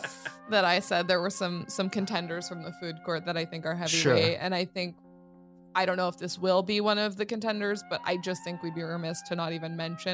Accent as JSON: {"language": "English", "region": "Southern California", "country": "United States", "tie": "born or raised there", "said": "growing up in Southern California"}